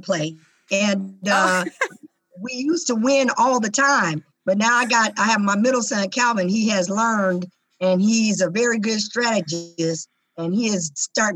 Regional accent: Tacoma, Washington, United States; the inner city of Tacoma and Hilltop, where I was born and raised

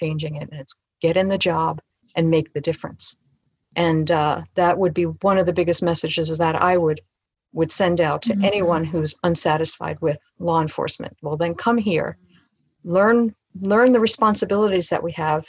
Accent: New York City, New York, United States; moved away as an adult; also born or lived in Colorado; now in Pierce County, United States; I grew up in Brooklyn, New York, and that is where my entire family still lives

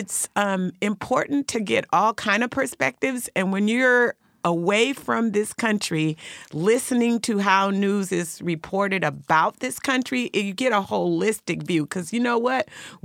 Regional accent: South Africa; I'm South African. And in South Africa, I'm a borderline of being colored and black

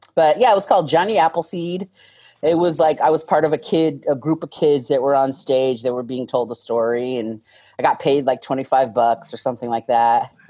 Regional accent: Tacoma, Washington, United States; moved away as an adult; also born or lived in Bellingham, Washington / New York; I grew up in UP, which when I was growing up, it was still Tacoma.

